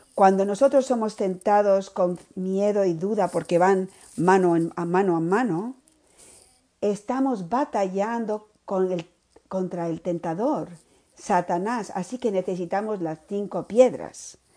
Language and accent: Spanish; Miami, Florida, United States; soy de Miami